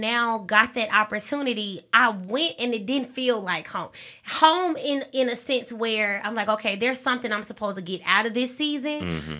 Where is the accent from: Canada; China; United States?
United States; Alabama; So when I go out of town and I tell people that I'm from Alabama, that is normally the first question that they ask.